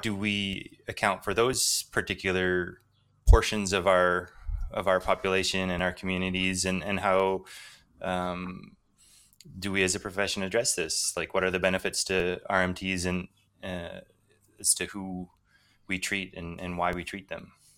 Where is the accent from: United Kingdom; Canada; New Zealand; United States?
Canada; I grew up in part in First Nations communities, which are often quite poor.